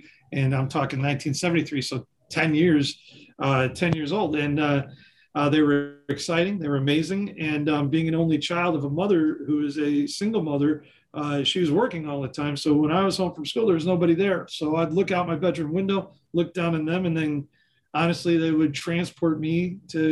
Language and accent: English; Chicago, Illinois, United States; I grew up in Chicago, and in Chicago, on the north side of Chicago, there's a corner called Western and Wilson.